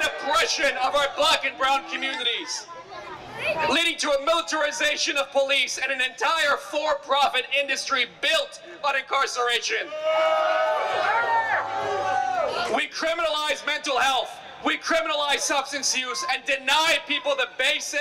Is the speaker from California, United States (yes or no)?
yes; Los Angeles, California, United States; immigrant running for U.S. Congress in my hometown, West San Fernando Valley